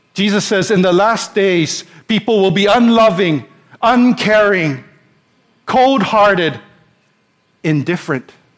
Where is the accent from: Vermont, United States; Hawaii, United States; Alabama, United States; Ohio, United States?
Hawaii, United States; also born or lived in Pasadena, California; we're born and raised in Hawaii. We've lived here all our lives